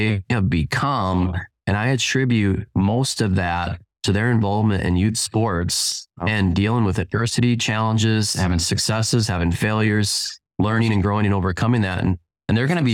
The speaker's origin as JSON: {"language": "English", "town": "Minneapolis–Saint Paul", "region": "Minnesota", "country": "United States", "tie": "born or raised there", "lives_now": "Lake City, United States", "said": "I grew up in the Twin Cities"}